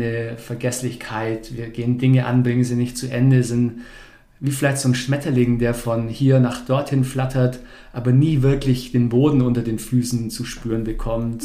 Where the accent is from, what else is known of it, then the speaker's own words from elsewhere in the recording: Bavaria, Germany; moved away; also born or lived in Stuttgart; ursprünglich komme ich, komme ich aus Bayern. Vielleicht hört man es noch ab und zu